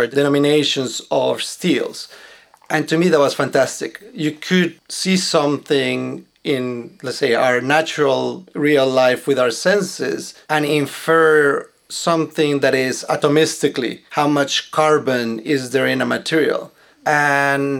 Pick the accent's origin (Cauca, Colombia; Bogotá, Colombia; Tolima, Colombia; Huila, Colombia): Bogotá, Colombia; Bogota, Colombia; moved away; I was born in Colombia, in Bogota, and it was a very nice environment that we had